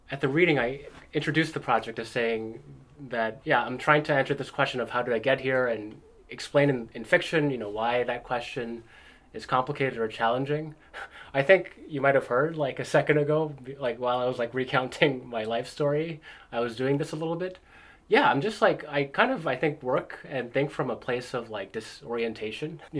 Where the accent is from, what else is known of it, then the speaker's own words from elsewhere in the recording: East Coast, United States; also born or lived in South Korea / Canada; I was born in South Korea in 1987. Uh, my family left for the States, uh, I, where I grew up on the East Coast for a number of years. We moved back to Korea in the late 90s. Ended up moving to Canada um, in 1999.